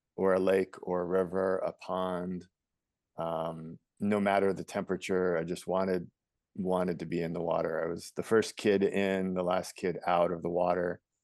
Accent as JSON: {"language": "English", "town": "New York City", "region": "New York", "country": "United States", "tie": "born or raised there", "said": "I was born in New York City"}